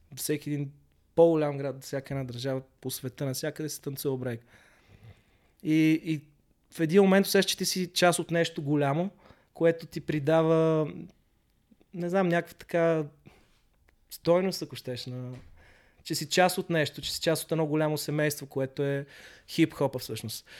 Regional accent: Sofia, Sofia City, Bulgaria; moved away as an adult; also born or lived in London, United Kingdom; аз съм израснал в Хаджи Димитър в София

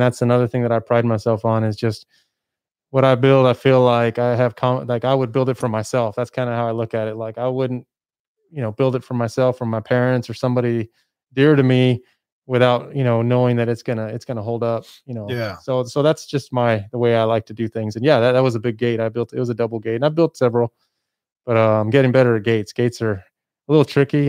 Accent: El Paso, Texas, United States; moved away as an adult; I'm from El Paso. I moved away to go to school and, and, and do all that kind of stuff. I worked out of town, but I came back

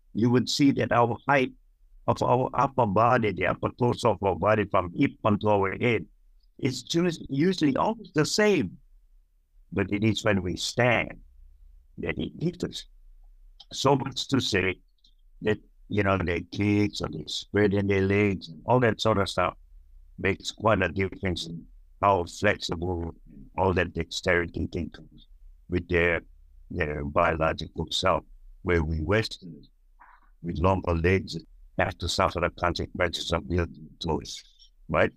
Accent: Hawaii, United States; moved away as an adult; now in Australia; where we come from in Hawaii and America

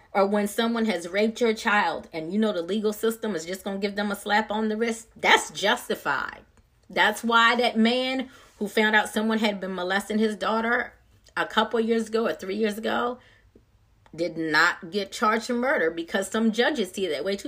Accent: Maryland, United States; now in Georgia, United States; I'm not from this area originally. I'm from Maryland. But back home in Maryland

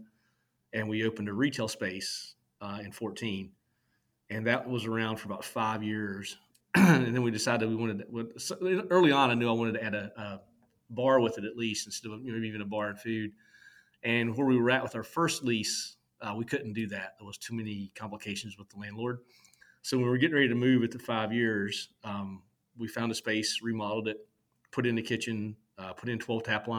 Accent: Virginia, United States; now in Cary, United States; I grew up in Virginia, out in the mountains, very, very rural

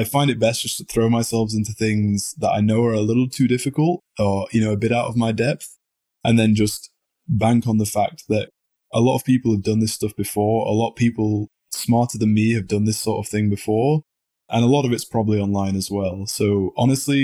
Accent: United Kingdom; being very British

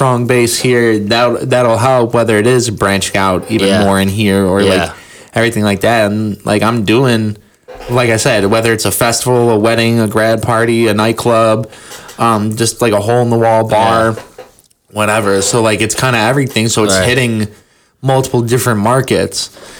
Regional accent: Cleveland, Ohio, United States; And then for I'm from Cleveland, so for the longest time, I was like blogging and like reviewing music on there.

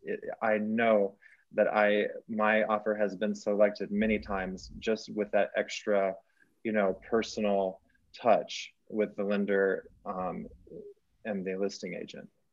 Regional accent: Texas, United States; moved away as an adult; now in Colorado, United States; I'm from, I grew up in Texas

